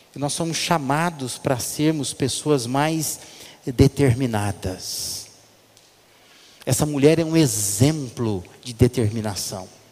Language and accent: Portuguese; Brazil; Nossa cultura brasileira